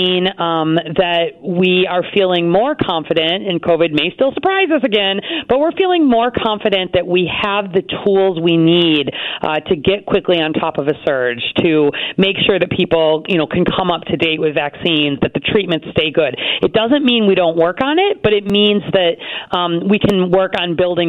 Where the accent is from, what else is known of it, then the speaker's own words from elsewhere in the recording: Chicago, Illinois, United States; I'm a Chicagoan